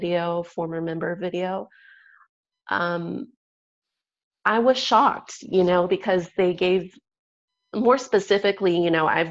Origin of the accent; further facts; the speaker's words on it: San Diego, California, United States; I'm also from San Diego, the San Diego church there.